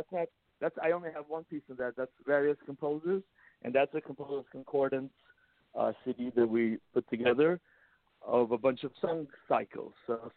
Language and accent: English; United States; also born or lived in Russia; We're from Russia. I was born in Russia, and how cool! They started me off on violin at age 4. Then we immigrated to America when I was 7.